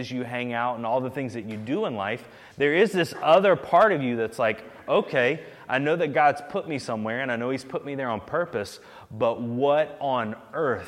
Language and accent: English; the South, United States; I'm from the South. Like, those are my roots.